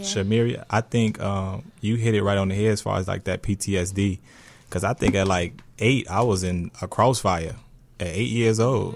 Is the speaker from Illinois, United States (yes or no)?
yes; Chicago, Illinois, United States; I grew up in Roseland.